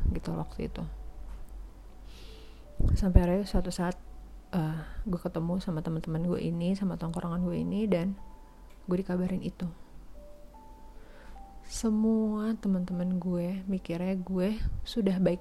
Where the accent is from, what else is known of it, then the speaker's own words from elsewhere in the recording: West Sumatra, Indonesia; karena suku dia Jawa gue Padang eh sorry dia Jawa gue Minang